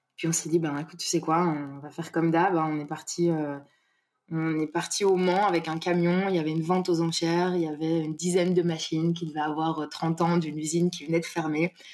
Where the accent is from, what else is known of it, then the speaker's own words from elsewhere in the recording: Brussels, Brussels-Capital Region, Belgium; now in Marseille, France; je viens de, de Bruxelles.